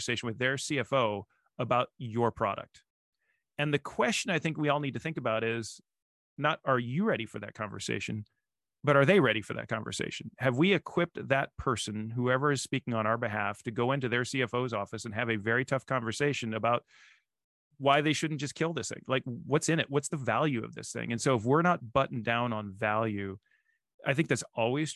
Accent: Nebraska, United States; I'm from Nebraska

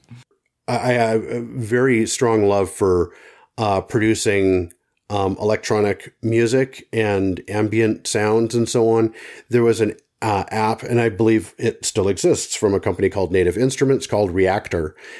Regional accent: Canada; as a Canadian

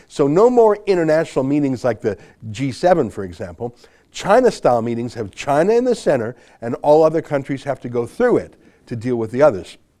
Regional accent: Canada; I'm a Canadian journalist and author

